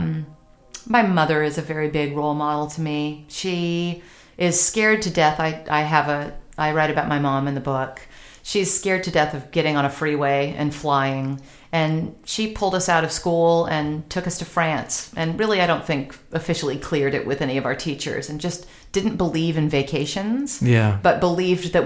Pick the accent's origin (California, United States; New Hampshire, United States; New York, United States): California, United States; I'm Californian